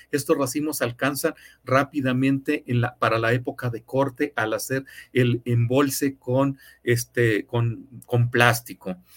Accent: Mexico; como somos los mexicanos

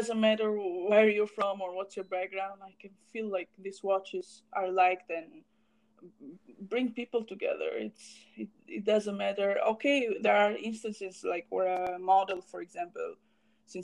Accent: Romania; we are from Romania

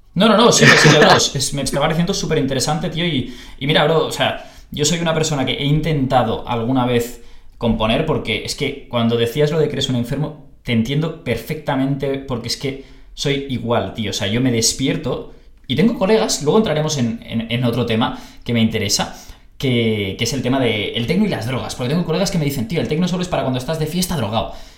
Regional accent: Barcelona, Catalonia, Spain; yo soy de Barcelona

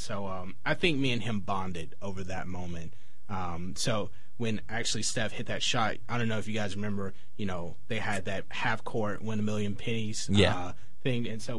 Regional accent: Memphis, Tennessee, United States; growing up in Memphis, I was always a big Penny Hardaway fan.

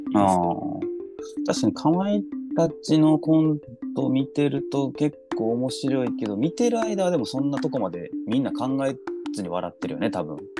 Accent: Osaka, Japan; 私がその大阪出身

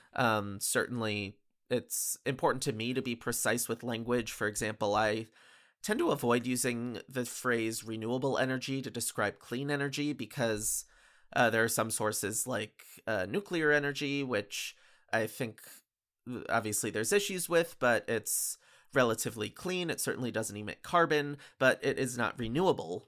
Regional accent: Bethel, Connecticut, United States; I grew up in Bethel, Connecticut

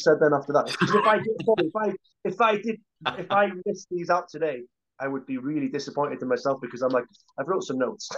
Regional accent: Holyhead, Wales, United Kingdom; the same town that I grew up in on Holy Island, in Holyhead

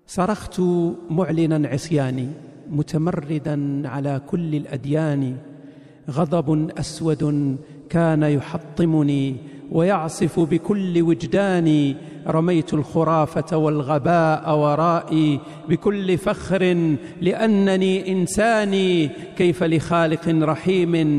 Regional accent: Kenitra, Rabat-Salé-Kénitra, Morocco; هذا ولد مدينتي

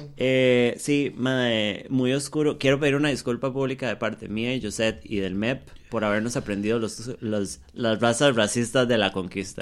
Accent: Costa Rica

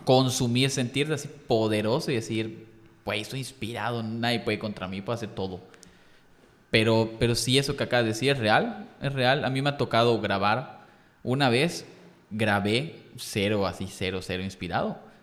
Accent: Yucatán, Mexico; soy yucateco, porque a mí me encanta Yucatán, me encanta la, historia de Yucatán, las calles, o sea, soy muy, muy apegado a aquí.

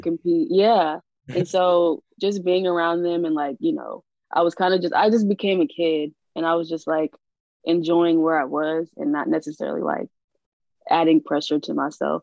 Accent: New Orleans, Louisiana, United States; I'm from New Orleans

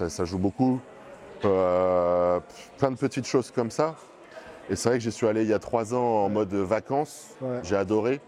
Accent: Bordeaux, Nouvelle-Aquitaine, France; je viens d'ici

